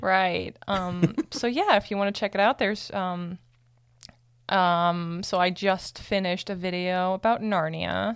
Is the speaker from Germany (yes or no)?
yes; Germany; moved away; I'm from Germany